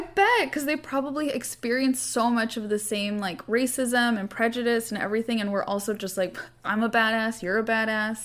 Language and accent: English; California, United States; I'm from California